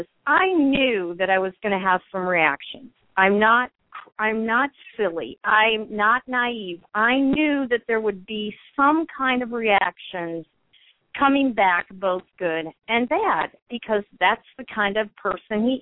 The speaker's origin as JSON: {"language": "English", "country": "United States", "said": "we're both American"}